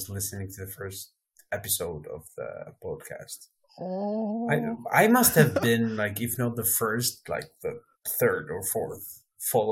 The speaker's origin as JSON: {"language": "English", "country": "Albania", "tie": "born or raised there", "said": "I was brought up by the sea. Like my hometown has the highest average of sunshine, like in Albania"}